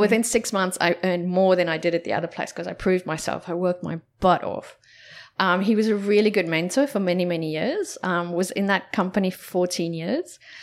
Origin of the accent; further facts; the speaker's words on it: South Africa; moved away; growing up in South Africa